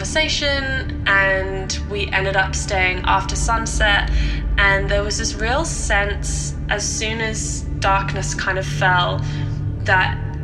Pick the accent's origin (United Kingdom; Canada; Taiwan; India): United Kingdom; Norfolk, East of England; I grew up in Norfolk, which is on the east coast of England